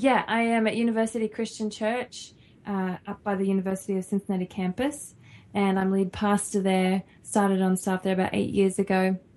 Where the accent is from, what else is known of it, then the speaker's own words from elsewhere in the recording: Australia; moved away; Yes, we're both Australian.